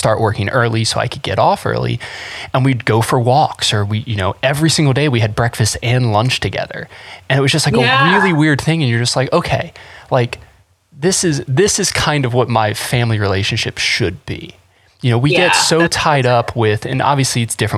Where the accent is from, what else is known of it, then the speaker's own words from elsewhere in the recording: North Carolina, United States; I grew up in North Carolina.